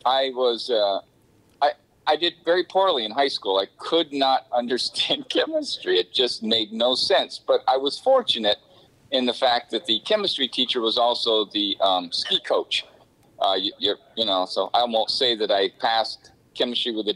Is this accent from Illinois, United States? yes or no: no; Vermont, United States; I grew up in Vermont. I'm a fifth generation dairy farmer. That's my heritage in Vermont